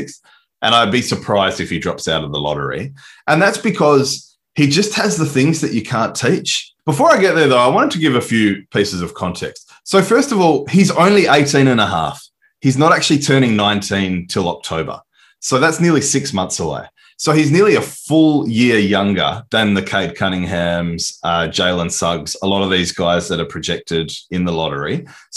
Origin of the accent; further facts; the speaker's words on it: Australia; I'm Aussie